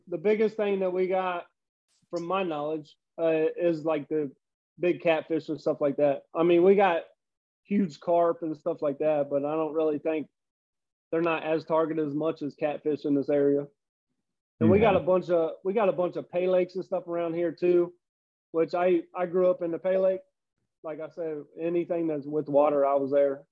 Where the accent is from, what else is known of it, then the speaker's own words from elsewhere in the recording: Cincinnati, Ohio, United States; also born or lived in Tennessee / Florida; born and raised in Cincinnati, but you know there's a few years in there. I went to Tennessee for a year, Florida for a year